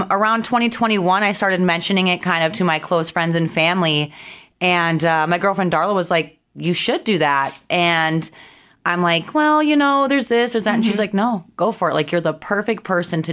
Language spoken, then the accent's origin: English; Minnesota, United States; moved away as an adult; now in South Dakota, United States; originally I'm actually from Minnesota, born and raised there, but I've been in South Dakota for about 10 years